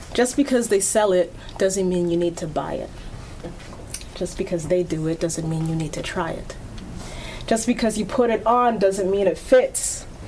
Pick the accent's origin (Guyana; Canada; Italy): Canada; Antigonish, Nova Scotia; My hometown is actually Antigonish, Nova Scotia.